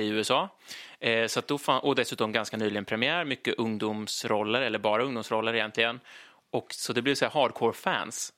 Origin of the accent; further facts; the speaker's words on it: Linköping, Östergötland, Sweden; moved away; Jag kommer från Linköping från början, uppväxt där i massor med år